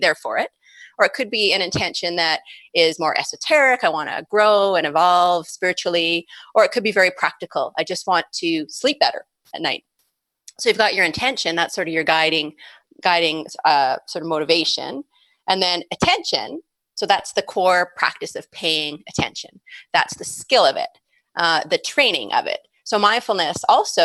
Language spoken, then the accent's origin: English; Calgary, Alberta, Canada; came back to my hometown of Calgary